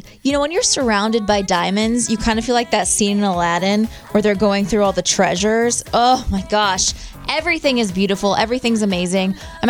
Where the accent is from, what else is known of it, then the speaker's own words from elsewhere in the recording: Kansas City, United States; Growing up in Kansas City